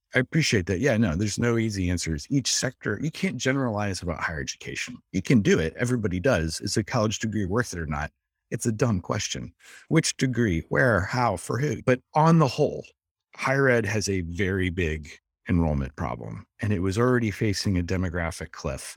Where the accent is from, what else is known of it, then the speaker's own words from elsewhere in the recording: Dayton, Ohio, United States; I'm from Dayton, Ohio